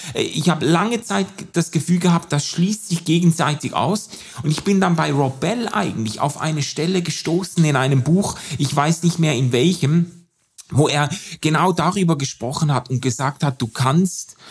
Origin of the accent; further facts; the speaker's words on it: Switzerland; als Schweizer, Europäer, weißer Mann